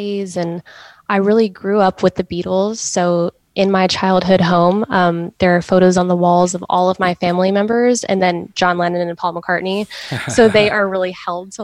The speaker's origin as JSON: {"language": "English", "town": "Cincinnati", "region": "Ohio", "country": "United States", "tie": "born or raised there", "moved": "as an adult", "lives_now": "Nashville, United States", "said": "my hometown, Cincinnati"}